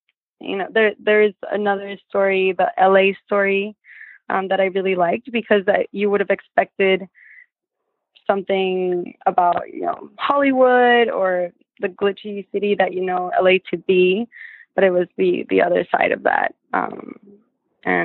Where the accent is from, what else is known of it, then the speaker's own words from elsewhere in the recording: Colombia; moved away; we grew up in Colombia in the 90s